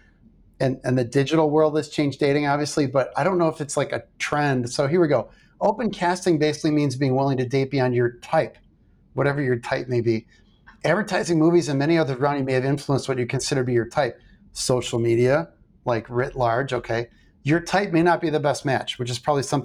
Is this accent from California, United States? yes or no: no; River Forest, Illinois, United States; Tony Accardo's from my hometown. So River Forest